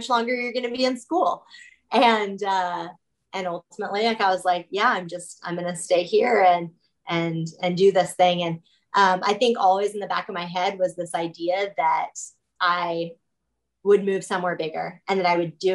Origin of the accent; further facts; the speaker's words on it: Kansas, United States; I'm not even in Kansas City. I'm just in Kansas. That's our state. Yeah. So I grew up in a town of like 2,500 people.